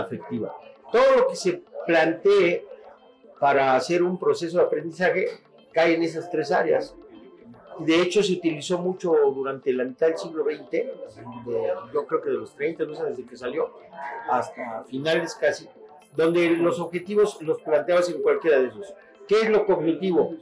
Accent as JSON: {"language": "Spanish", "country": "Mexico", "said": "en mi país, yo he conocido todo mi país, todo, conozco todos los estados"}